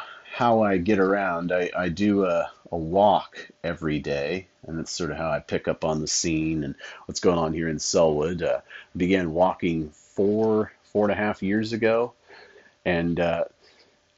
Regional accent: Medford, Oregon, United States; when I was growing up in Medford

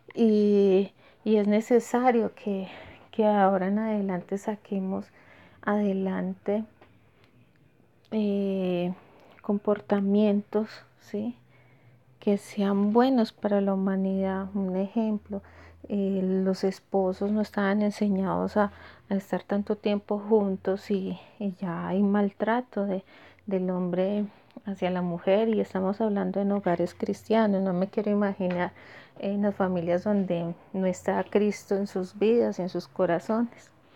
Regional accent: Colombia; nosotros como colombianos que estamos acostumbrados a dar la mano

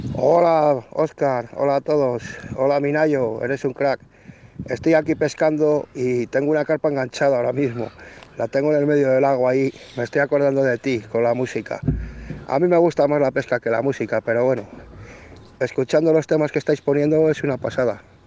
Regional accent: Arroyo de la Encomienda, Castile and León, Spain; hijo de mi pueblo

